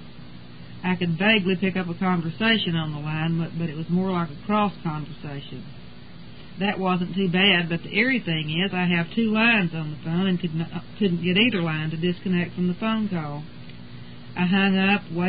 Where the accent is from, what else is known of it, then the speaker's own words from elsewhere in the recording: Texas, United States; I was born and raised in Texas and have lived here all my life.